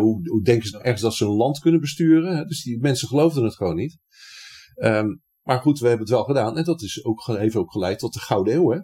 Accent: Rotterdam, South Holland, Netherlands; ik ben Rotterdammer.

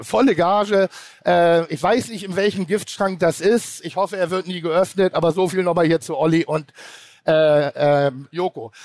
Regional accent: Pinneberg, Schleswig-Holstein, Germany; ich komme aus Pinneberg, das ist ein schöner Vorort von Hamburg

